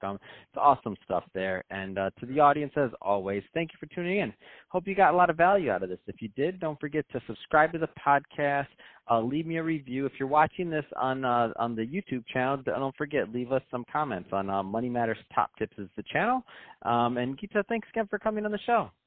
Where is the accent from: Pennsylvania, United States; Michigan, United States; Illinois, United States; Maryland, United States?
Michigan, United States; I'm from Michigan.